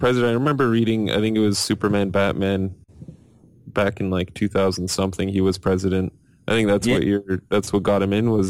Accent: Canada; I'm Canadian

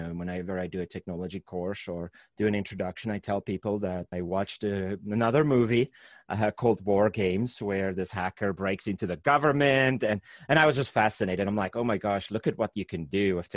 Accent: South Africa; moved away as an adult; also born or lived in Utah, United States; now in Herriman, United States; growing up in South Africa, I grew up watching some of the American shows

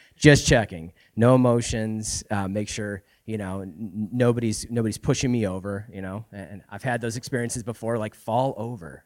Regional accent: Florida, United States; moved away as an adult; now in Spokane, United States; we're actually originally from Florida. Um, we moved here, what, three years ago now?

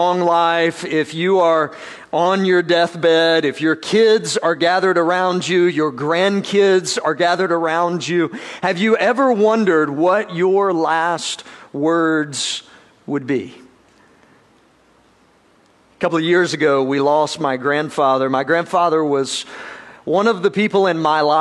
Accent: South Georgia, United States; I'm from South Georgia.

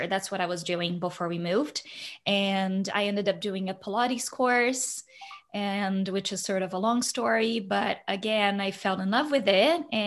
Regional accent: Brazil; moved away as an adult; now in Canada; growing up in Brazil, I was one of those like little ones, 3 to 4 years old

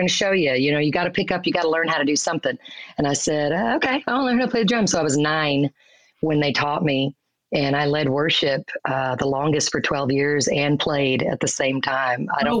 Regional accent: Dallas, Texas, United States; also born or lived in Mississippi / Roanoke, Texas; I actually was born in Mississippi, but I was raised in Texas. I turned one in Roanoke, Texas.

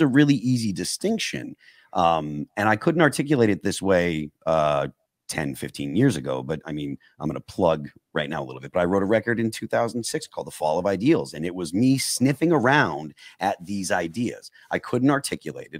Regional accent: New England, United States; I'm from New England, you know, so I'm not like what you would consider a Southerner

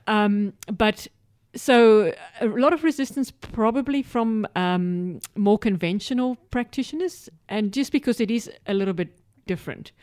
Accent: South Africa; moved away as an adult; also born or lived in United Kingdom / Middle East / Western District, Victoria, Australia; now in Australia; I'm from South Africa

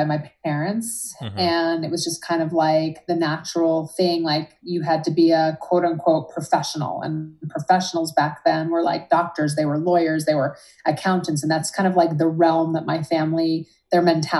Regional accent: right outside Philadelphia, New Jersey, United States; moved away as an adult; also born or lived in New York City / Boston / Los Angeles; now in Boulder, United States; So raised right outside of downtown Philadelphia, about 6 miles away. And I was there until college.

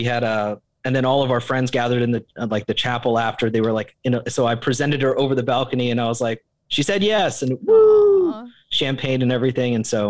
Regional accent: Japan; Growing up in Japan, you know, you come to love sushi

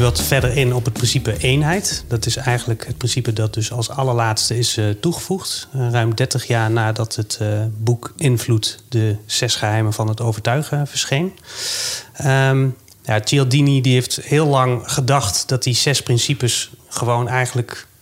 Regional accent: Netherlands; we zijn allemaal inwoners van Nederland

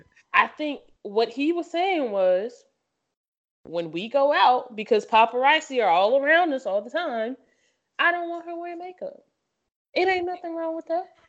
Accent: the South, United States; I'm from the South

